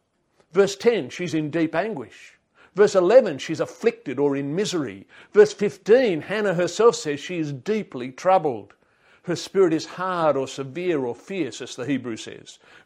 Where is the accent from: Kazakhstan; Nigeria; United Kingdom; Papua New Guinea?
Papua New Guinea; I could not imagine a more idyllic place to grow up. Now, one of the blessings of growing up in Papua New Guinea was one that I did not realise until much later.